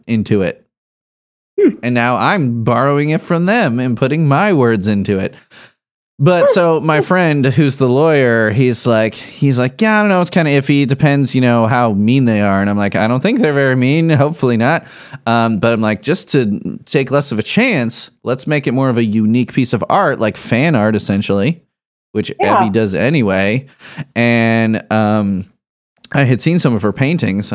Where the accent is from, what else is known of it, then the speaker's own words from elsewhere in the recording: Chicago suburbs, Illinois, United States; I grew up in the Chicago burbs